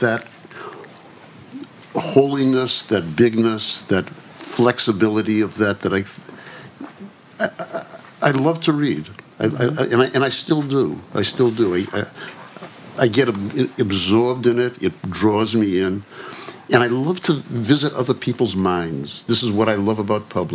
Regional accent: Boston, Massachusetts, United States; I grew up in Boston

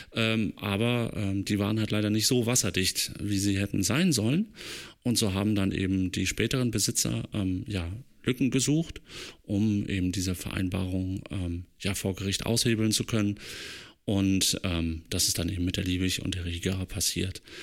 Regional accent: Germany; now in Leipzig, Germany; ich bin ja in der Eifel aufgewachsen und meine Familie wohnt noch dort

